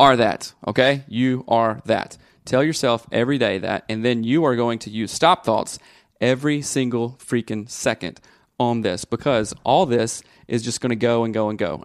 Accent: the South, United States; I grew up in the South

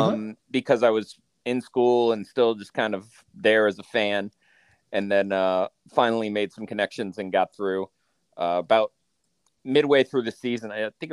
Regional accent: Tampa, Florida, United States; moved away as an adult; also born or lived in Greensboro, North Carolina; So I grew up in Florida near Tampa and came to UNCG for college

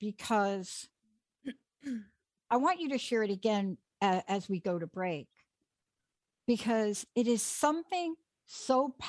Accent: New York City, New York, United States; I grew up in New York on the in the Bronx.

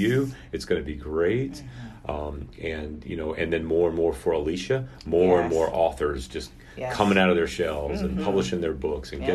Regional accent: Long Island, New York, United States; moved away; I'm originally from Long Island.

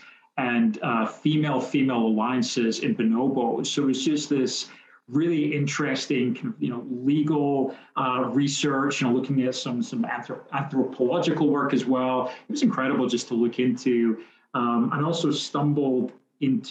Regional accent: Scotland, United Kingdom; moved away as an adult; also born or lived in Netherlands; now in United States; born and raised in Scotland

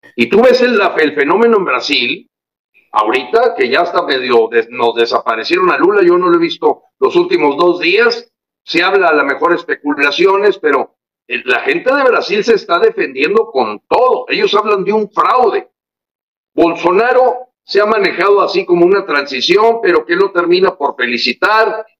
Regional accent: Mexico; nosotros como ciudadanos mexicanos

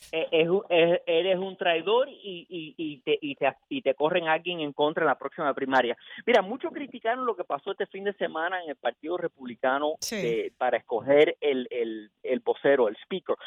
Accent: United States; aunque yo nací aquí en los Estados Unidos, nunca he estado en Cuba

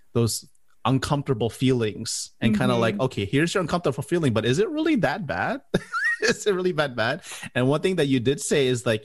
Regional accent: Miami, Florida, United States; moved away as an adult; now in Orlando, United States; I'm originally from Miami, and I moved here to the Orlando

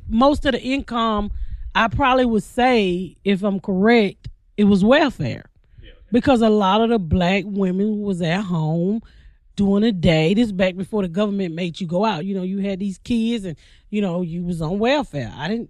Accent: Atlanta, Georgia, United States; West End. I grew up in the West End.

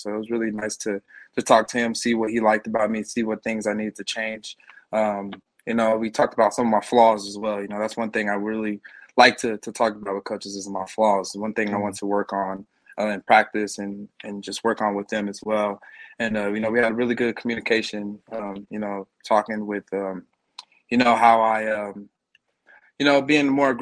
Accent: New Mexico, United States; I'm from New Mexico. Not really many people come out from New Mexico

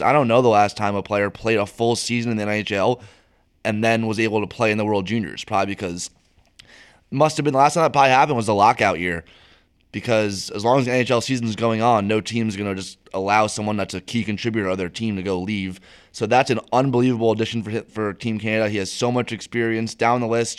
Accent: United States

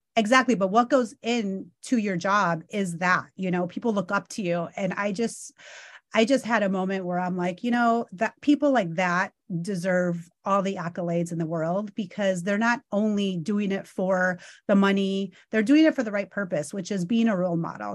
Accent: Illinois, United States; also born or lived in Chicago; now in Los Angeles, United States; I'm going back to my hometown. I haven't been back to Illinois, you guys, for probably since two thousand sixteen.

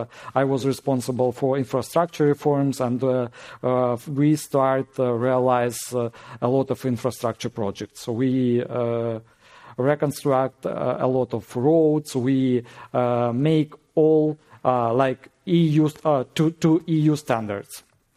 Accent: Melitopol, Zaporizhzhia Oblast, Ukraine; I am from Melitopol. Melitopol is Zaporizhia region. It's very close to Crimea. It's called Gate to Crimea

